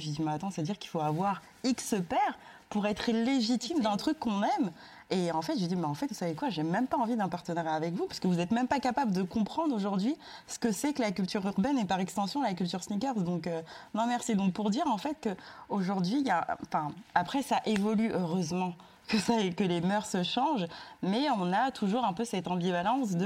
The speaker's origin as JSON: {"language": "French", "town": "Sarcelles", "region": "Île-de-France", "country": "France", "tie": "born or raised there", "said": "J'ai grandi à Sarcelles"}